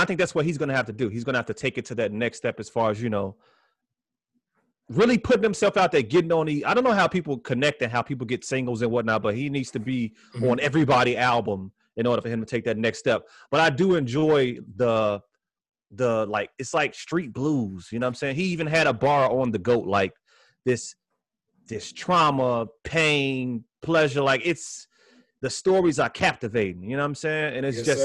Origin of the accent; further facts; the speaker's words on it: Chicago, Illinois, United States; we are from Chicago